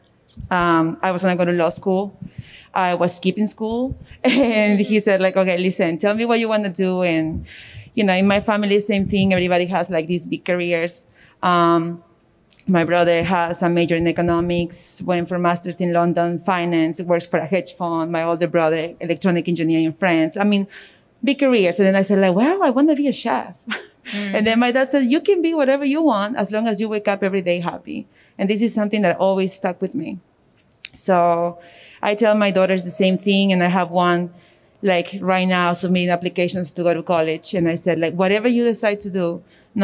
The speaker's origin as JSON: {"language": "English", "country": "Peru", "moved": "yes", "lives_now": "Middletown, United States", "said": "I also came from a different country. I come from Peru"}